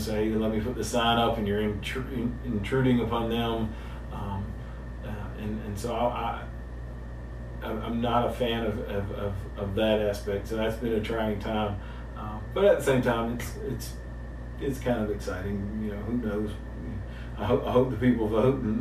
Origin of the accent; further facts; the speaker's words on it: LaGrange, Georgia, United States; I'm from LaGrange.